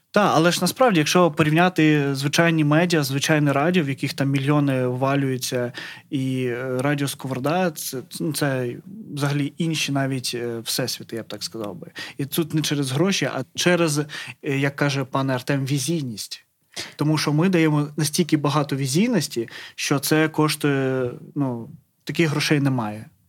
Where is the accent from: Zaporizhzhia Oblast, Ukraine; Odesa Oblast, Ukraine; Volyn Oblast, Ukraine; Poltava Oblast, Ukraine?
Zaporizhzhia Oblast, Ukraine; Melitopol; moved away; я з Мелітополя.